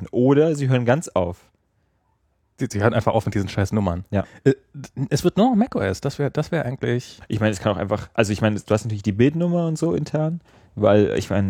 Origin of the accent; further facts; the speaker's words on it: Germany; also einfach seufzen kann man als Deutscher auch ganz